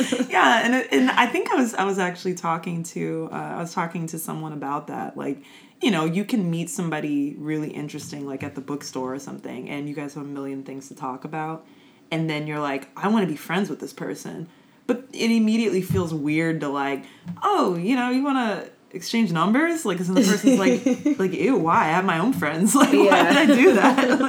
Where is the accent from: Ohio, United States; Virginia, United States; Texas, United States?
Virginia, United States; also born or lived in California; Well, I'm kind of from all over, I guess. Like, I hate to be like that person, but there's not one place that I mean, I would say, like, Virginia is where I spent most of my life.